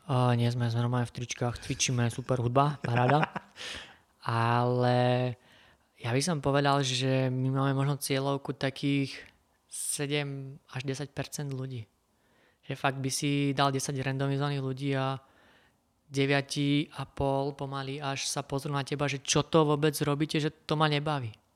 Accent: Kysuce, Žilina Region, Slovakia; Som z Kisúza

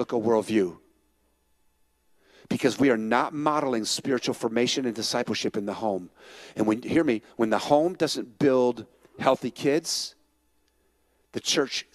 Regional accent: San Francisco, California, United States; I was born in San Francisco.

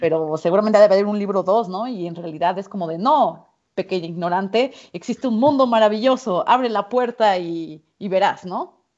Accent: Mexico; soy mexicana

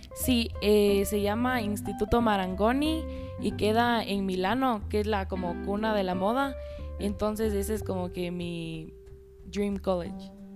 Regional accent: Quito, Pichincha, Ecuador; tengo 15 años y nací en Quito, Ecuador y actualmente estoy en cuarto curso del Colegio Americano

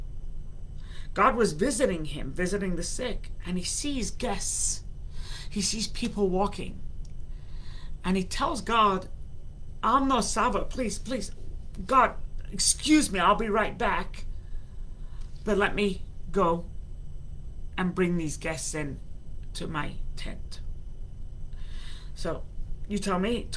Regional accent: London, United Kingdom; moved away; also born or lived in United States; I was born in London, England.

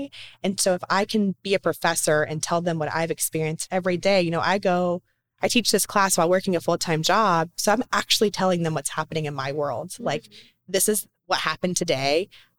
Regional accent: the South, United States; accent: Southern; I still want to have that Southern charm in a sense, but yeah, I did, because to be on TV or to be a broadcaster or whatever, I knew I had to like lessen the Southern in my voice.

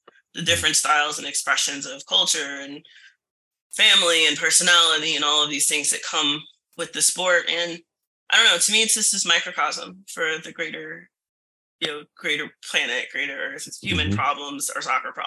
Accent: Virginia, United States; when I was growing up in Virginia

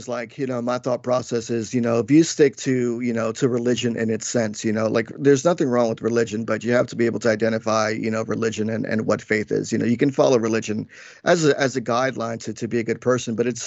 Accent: Paterson, New Jersey, United States; also born or lived in New York; I was born in New York and raised in Jersey in the tri-state area most of my whole life

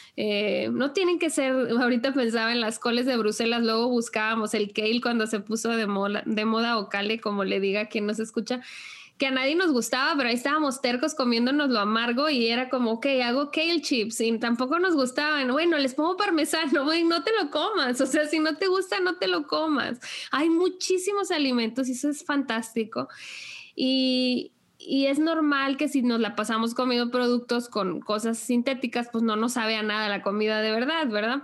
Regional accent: Sinaloa, Mexico; moved away; also born or lived in Nuevo León; yo crecí en Sinaloa y pues allá es una zona agrícola muy, muy amplia

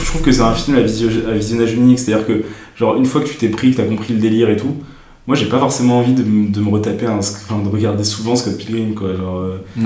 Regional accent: France; nous, en tant que Français

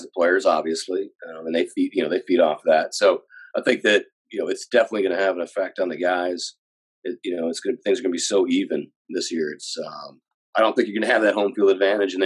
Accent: Green Bay, Wisconsin, United States; moved away; I grew up in Green Bay, Wisconsin

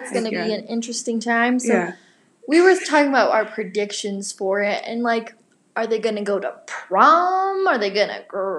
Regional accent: Arvada, Colorado, United States; moved away as an adult; now in Laramie, United States; I'm from Arvada, Colorado, which is a pretty cool place, but I decided to leave Arvada and go to the University of Wyoming

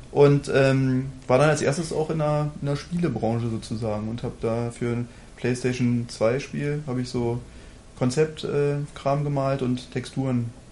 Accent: Germany; als Deutscher

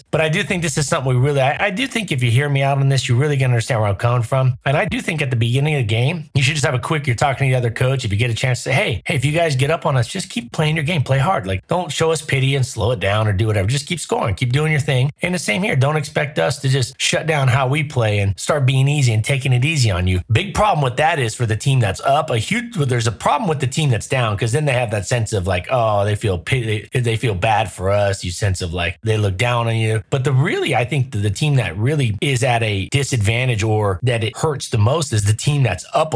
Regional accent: Southern California, United States; I grew up in Southern California.

